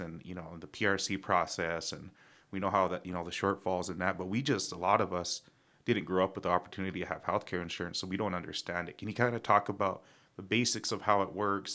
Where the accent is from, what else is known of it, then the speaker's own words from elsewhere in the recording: Pine Ridge, South Dakota, United States; people like me and Ray, we grew up in Pine Ridge